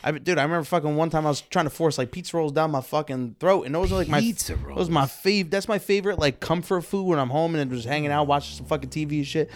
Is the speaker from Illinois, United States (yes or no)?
yes; Chicago, Illinois, United States; I'm from Fuller Park and shit.